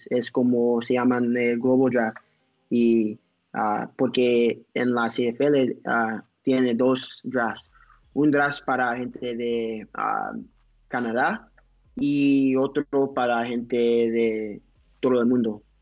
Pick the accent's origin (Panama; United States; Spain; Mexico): United States; sí soy un, ah, soy un americano, pero también tengo otro pasaporte, pero se expired.